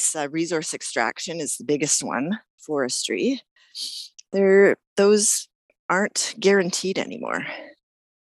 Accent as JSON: {"language": "English", "town": "Woodstock", "region": "Ontario", "country": "Canada", "tie": "born or raised there", "also_born_or_lived": "Toronto / Mississauga", "moved": "as an adult", "lives_now": "Nelson, Canada", "said": "I was born and raised in Ontario, in Woodstock, Ontario, southwestern Ontario."}